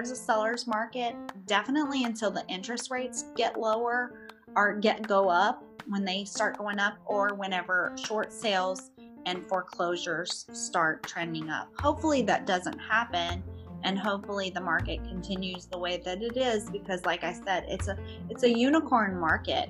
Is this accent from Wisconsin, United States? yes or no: no; Broussard, Louisiana, United States; now in Houston, United States; my hometown of Broussard, Louisiana